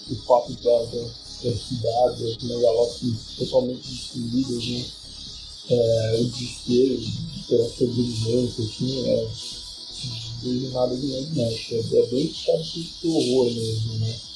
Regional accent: Santos, São Paulo, Brazil; eu sou de Santos

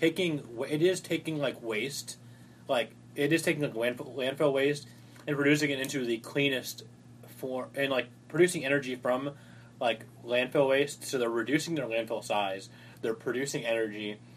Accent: Florida, United States; As a Floridian

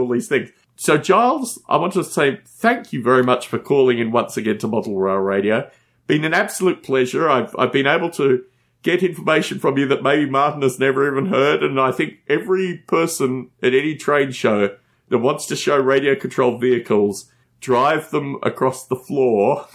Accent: Australia; I come from Australia

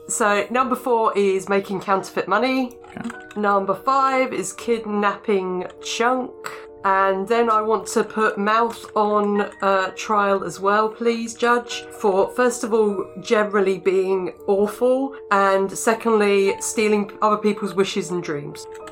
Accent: England, United Kingdom; I'm I'm English

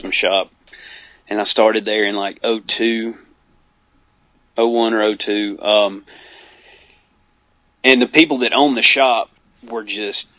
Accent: Alabama, United States; I'm from Alabama

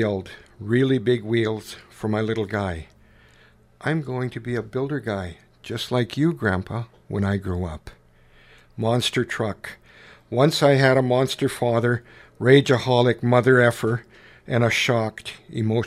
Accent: Canada; I was beginning to feel profoundly embarrassed at being Canadian

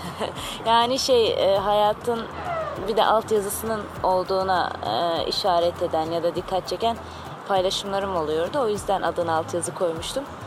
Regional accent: Diyarbakır Province, Turkey; Köken olarak Türk değilim. Arabım ama e, yıllardır e, Türkiye'deyiz. Diyarbakırlıyım.

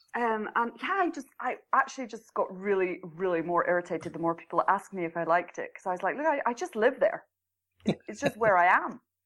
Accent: Scotland, United Kingdom; moved away as an adult; now in Norway; I'm in Norway. I come from Scotland, but I live in Norway.

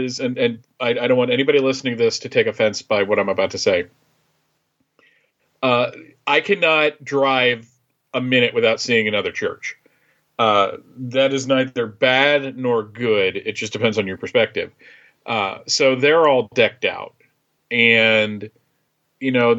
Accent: Bethlehem, Pennsylvania, United States; moved away; I grew up in Pennsylvania, right outside Bethlehem, Pennsylvania.

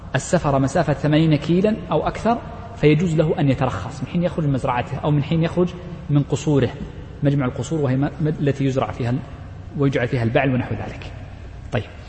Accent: Riyadh, Riyadh Province, Saudi Arabia; نحن جميعا مستوطنون الرياض

